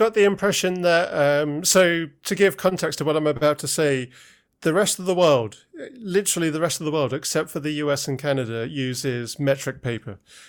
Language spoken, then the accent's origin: English; United Kingdom; born or raised there